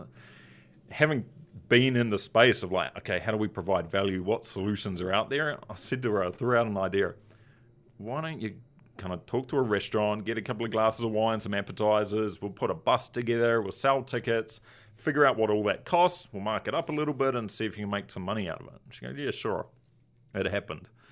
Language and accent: English; Christchurch, Canterbury, New Zealand; moved away as an adult; now in Chicago, United States; my hometown that we moved back to actually had a big earthquake